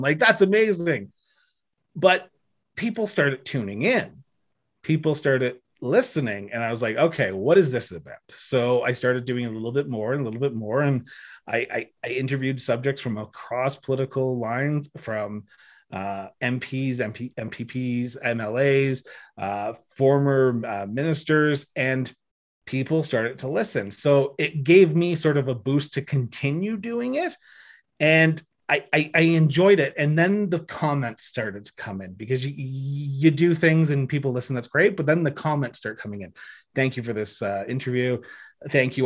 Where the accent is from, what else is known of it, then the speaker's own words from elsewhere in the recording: Ontario, Canada; moved away as an adult; now in Alberta, Canada; I'm originally from Ontario, moved to Alberta in twenty thirteen